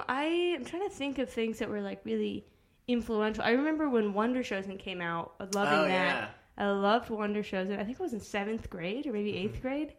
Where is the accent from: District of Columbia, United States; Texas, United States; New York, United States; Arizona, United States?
Arizona, United States; moved away; also born or lived in Chicago, Illinois; I was born in Chicago. I grew up in Arizona.